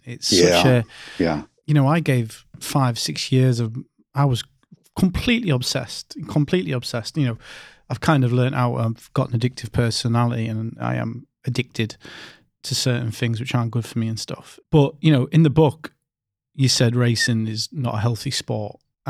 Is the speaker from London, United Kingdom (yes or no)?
no; Scotland, United Kingdom; born there; I was born in Scotland.